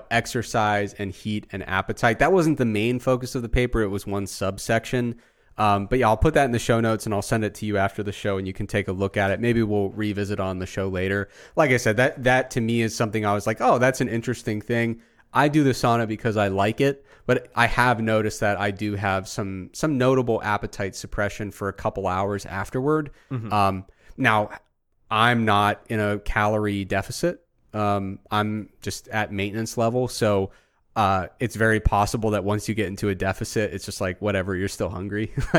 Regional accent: Midwest, United States; But because I'm from the Midwest, I cannot be rude.

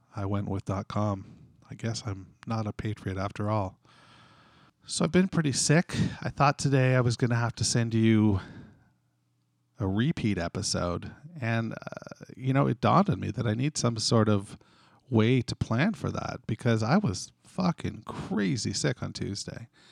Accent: Canada; being a Canadian, we use dot C A in Canada.

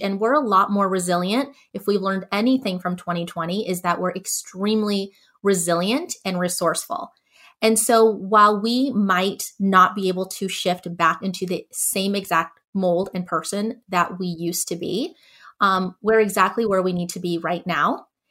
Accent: Southern California, United States; also born or lived in Northeast United States; now in Northeast, United States; I live now in the Northeast, and I'm originally from Southern California

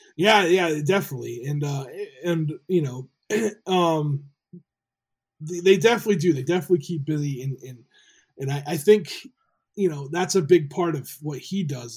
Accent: Rhode Island, United States; I grew up in Rhode Island

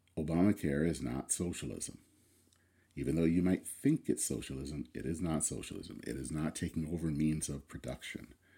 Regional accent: Flint, Michigan, United States; I come from Flint, Michigan. Flint was the town where G M was born. Um, it was, for me, growing up as a kid in the seventies and eighties

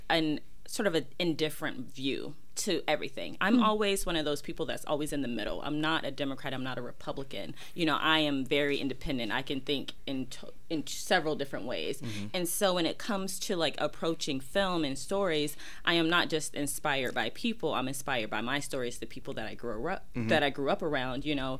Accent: Southern United States, United States; especially growing up in the South, you know?

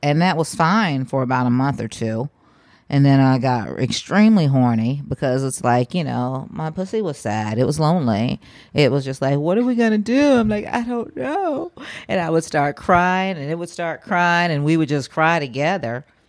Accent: Oklahoma, United States; I'm from Oklahoma

